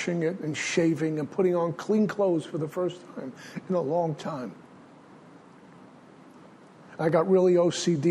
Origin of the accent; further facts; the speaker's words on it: New York City, New York, United States; also born or lived in Minnesota; In Brooklyn, we had trains and buses